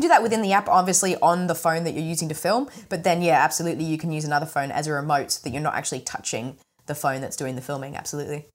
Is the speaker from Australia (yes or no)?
yes; Australia; accent: mumbly; I have a bit of a mumbly kind of accent because I'm Australian